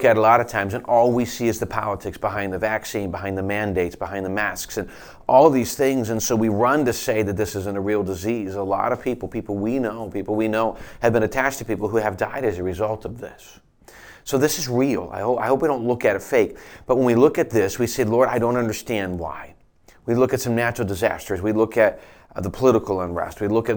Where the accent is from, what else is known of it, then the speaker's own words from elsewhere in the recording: United States; as American Christians